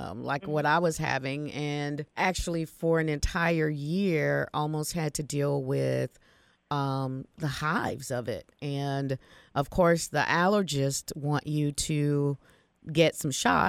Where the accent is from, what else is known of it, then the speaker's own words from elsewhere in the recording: Florida, United States; we're seafood eaters from Florida